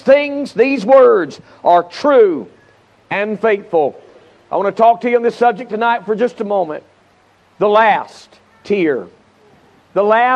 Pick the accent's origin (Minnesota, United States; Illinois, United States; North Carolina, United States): North Carolina, United States; Charlotte; I'm from Charlotte, North Carolina